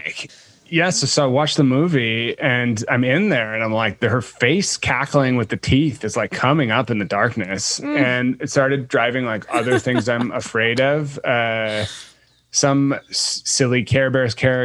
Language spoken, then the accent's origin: English; Guelph, Ontario, Canada; I grew up in a small city outside of Toronto called Guelph.